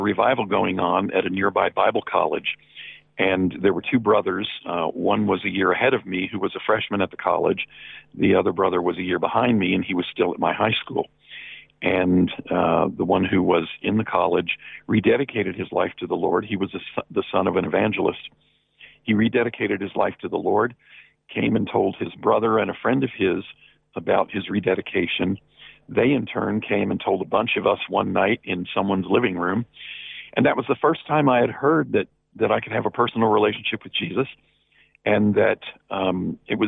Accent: Lexington, Kentucky, United States; also born or lived in New Jersey / Louisville, Kentucky; I was raised in a city in Kentucky called Lexington.

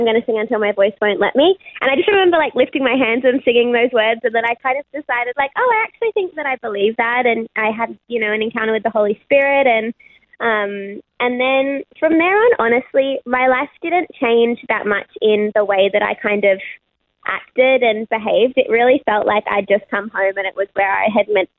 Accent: Sydney, New South Wales, Australia; born and raised in Sydney. I grew up in Concord, which is like in the inner west of Sydney

